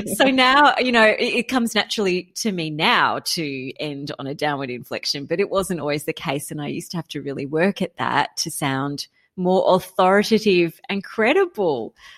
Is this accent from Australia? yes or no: yes; Canberra, Australian Capital Territory, Australia; I grew up in Canberra